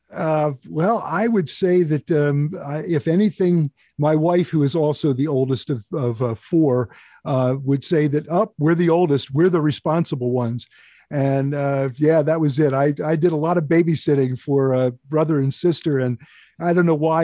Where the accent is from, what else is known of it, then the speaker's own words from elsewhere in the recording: Chalfont, Pennsylvania, United States; I grew up in Chao Font, a town about thirty miles due north of Philadelphia